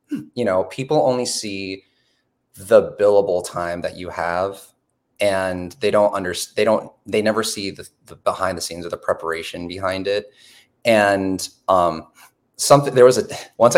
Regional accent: Portland, Oregon, United States; I come from Portland, Oregon

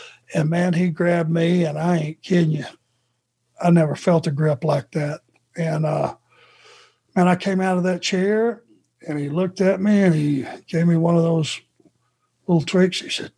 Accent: the South, United States; accent: Southern; But I just knew a guy with my heavy Southern accent. I don't have it anymore, do I?

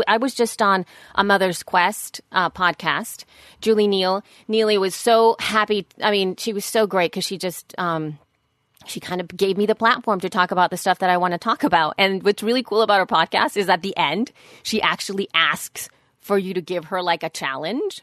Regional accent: El Salvador; moved away; I was raised in El Salvador

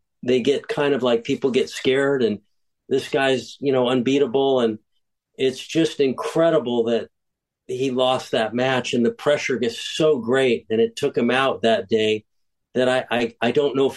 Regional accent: United States; I'm an American

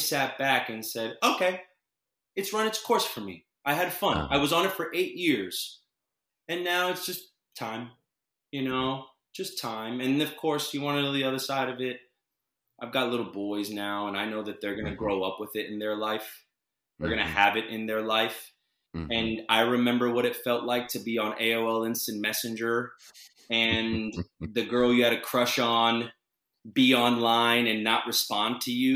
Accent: Orlando, Florida, United States; I was a kid from Orlando

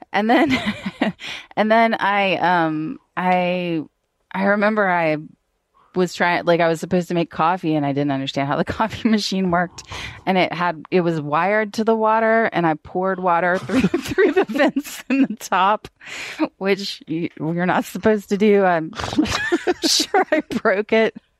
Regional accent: Atlanta, Georgia, United States; I'm from Atlanta, but I, um, my family is pretty, pretty Southern.

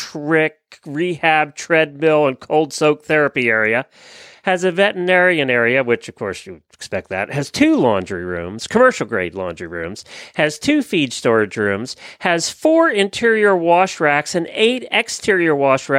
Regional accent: Lancaster County, Pennsylvania, United States; I grew up in Lancaster County, Pennsylvania.

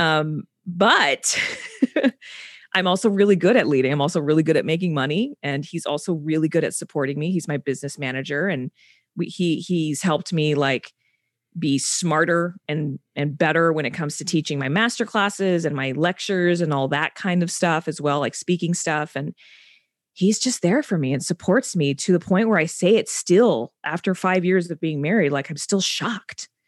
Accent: South Texas, United States; moved away; I'm from Bordertown, South Texas

